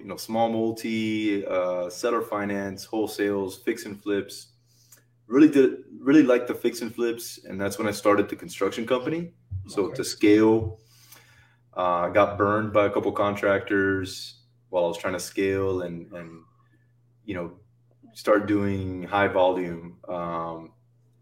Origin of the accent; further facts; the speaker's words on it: Miami, Florida, United States; I was born and raised in South Florida, Miami